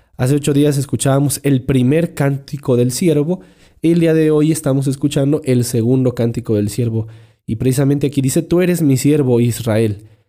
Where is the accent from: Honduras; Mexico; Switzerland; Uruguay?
Mexico; Esos somos los mexicanos